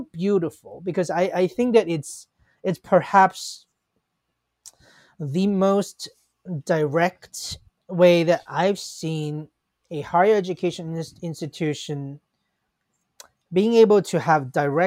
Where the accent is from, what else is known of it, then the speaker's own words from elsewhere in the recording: Hong Kong; now in United States; when I was a kid, I grew up in Hong Kong